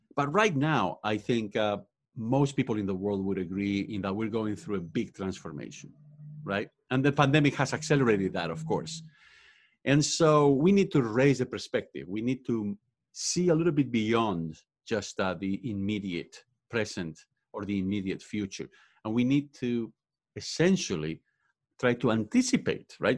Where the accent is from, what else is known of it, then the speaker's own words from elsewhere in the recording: Spain; English is a second language; moved away as an adult; now in United States; I was born and raised in Spain. I also went to college over there, and that's why I have an accent